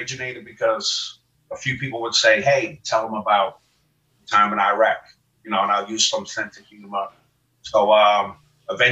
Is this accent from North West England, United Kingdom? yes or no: yes; Liverpool, North West England, United Kingdom; moved away as an adult; now in United States; I'm from Liverpool, England, home of the …